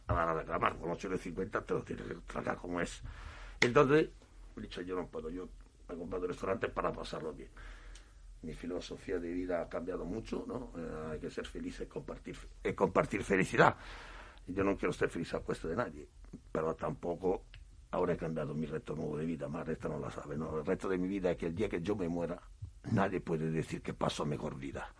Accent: Marsala, Sicily, Italy; now in Spain; Yo soy de Marsala, he nacido en Marsala

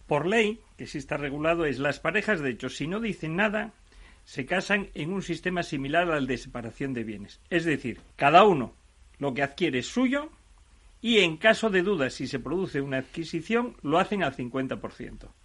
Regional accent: Asturias, Spain; yo, por ejemplo, que soy asturiano, me puedo ir a casar a Barcelona, pero yo resido en Asturias

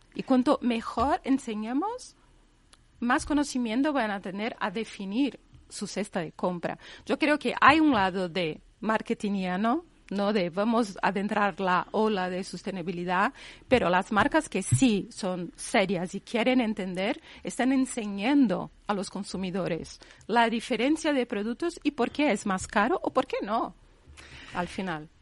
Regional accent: Brazil; moved away as an adult; Yo que vengo de Brasil y ahí nuestra cultura es pagar todo en 20 veces

